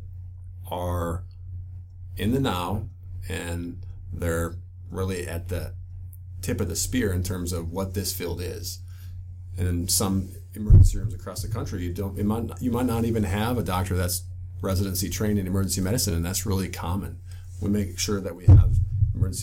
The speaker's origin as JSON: {"language": "English", "region": "Midwest", "country": "United States", "tie": "born or raised there", "said": "I grew up in the Midwest"}